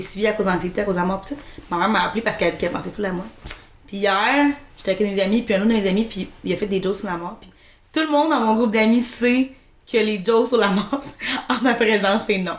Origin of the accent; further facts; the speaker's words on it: Rivière-du-Loup, Quebec, Canada; moved away as an adult; je suis partie à 18 ans de Rivière-du-Loup